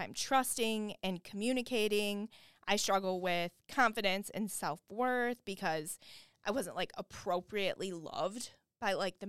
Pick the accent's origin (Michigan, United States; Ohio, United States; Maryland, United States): Michigan, United States; Flint; I lived about half of my childhood in Flint, Michigan.